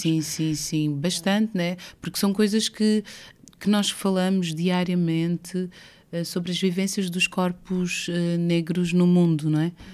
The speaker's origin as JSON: {"language": "Portuguese", "country": "Portugal", "tie": "born or raised there", "also_born_or_lived": "Brazil", "moved": "as an adult", "said": "Ter nascido em Portugal, eh, e crescido em Portugal"}